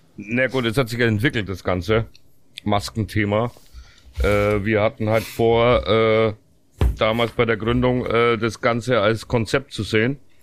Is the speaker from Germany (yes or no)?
yes; Southern Germany, Germany; Deswegen bin ich auch aus dem Süden